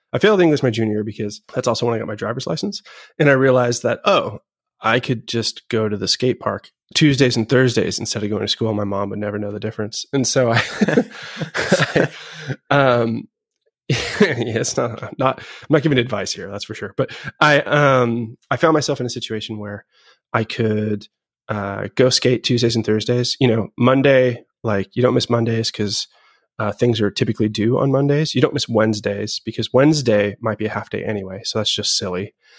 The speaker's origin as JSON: {"language": "English", "town": "Boston", "region": "Massachusetts", "country": "United States", "tie": "born or raised there", "also_born_or_lived": "Seattle / Los Angeles", "said": "I was born in Seattle, and I lived in L A for, like, the end of my single digit years, I guess we'll say. And then I moved to Boston or just north of Boston when I was ten"}